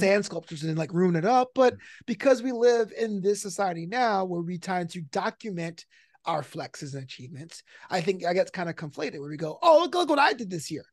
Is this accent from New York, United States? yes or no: yes; New York City, New York, United States; now in Los Angeles, United States; a comedy special in the Kings Theater in Brooklyn, back in my hometown.